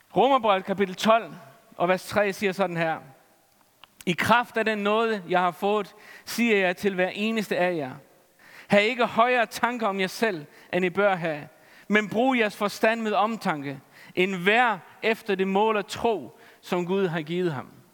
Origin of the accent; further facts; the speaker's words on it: Faroe Islands; Jeg er færing.